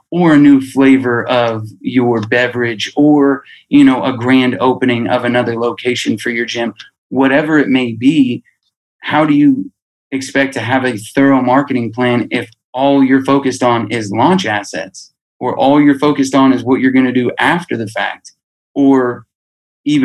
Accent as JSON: {"language": "English", "town": "Albuquerque", "region": "New Mexico", "country": "United States", "tie": "born or raised there", "said": "I'm being from Albuquerque"}